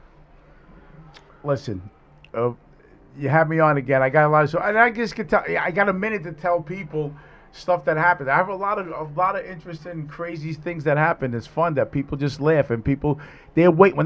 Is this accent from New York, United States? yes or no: yes; New York City, New York, United States; I grew up Italian because I grew up in Throgs next, all Italian